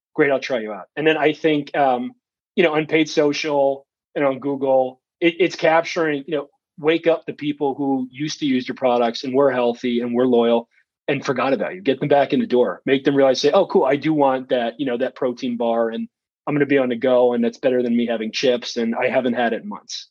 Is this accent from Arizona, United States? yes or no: no; Wisconsin, United States; also born or lived in New York / Chicago / Minnesota; I was born in New York and I lived in Wisconsin the majority of my life, or Chicago or Minnesota